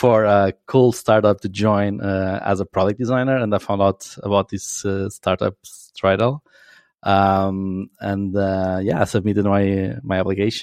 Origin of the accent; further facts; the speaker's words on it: Coimbra, Centro, Portugal; English is a second language; I'm from Coimbra, living in the sunny Coimbra.